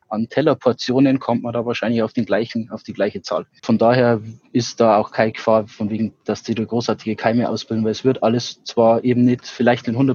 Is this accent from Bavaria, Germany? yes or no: yes; Passau, Bavaria, Germany; also born or lived in Gräfelfing; Gräfelfing, und meine Eltern sind aber ursprünglich aus Passau. Deswegen sind wir dann auch Mitte der 90er wieder zurück nach Passau gezogen.